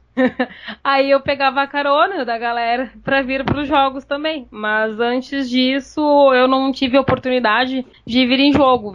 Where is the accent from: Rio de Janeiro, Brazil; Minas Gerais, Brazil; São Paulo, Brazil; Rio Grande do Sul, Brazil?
Rio Grande do Sul, Brazil; Santana do Livramento; now in Porto Alegre, Brazil; eu vim de Livramento para Porto Alegre